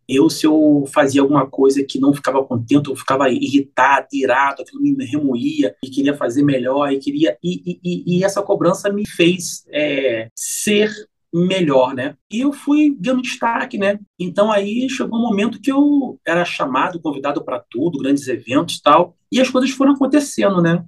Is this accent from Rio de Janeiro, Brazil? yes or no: yes; Rio de Janeiro, Brazil; Eu sou carioca